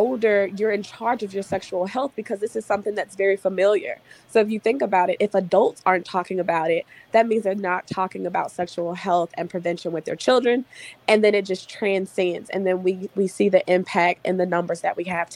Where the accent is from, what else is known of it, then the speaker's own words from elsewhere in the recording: Mississippi, United States; I'm from Mississippi and most of the people that I know and grew up